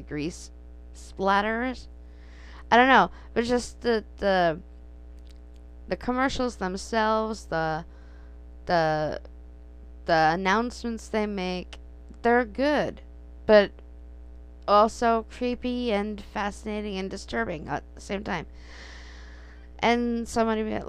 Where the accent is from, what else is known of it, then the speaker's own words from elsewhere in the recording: United States; Growing up in the United States